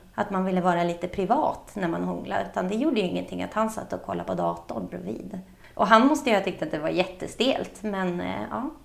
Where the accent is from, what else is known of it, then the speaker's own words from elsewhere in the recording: Storvreta, Uppsala County, Sweden; jag växte upp i Storvreta som ligger utanför Uppsala